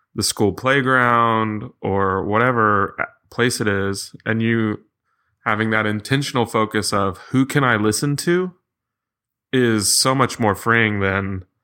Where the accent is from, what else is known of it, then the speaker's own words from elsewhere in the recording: Massachusetts, United States; I grew up in Massachusetts.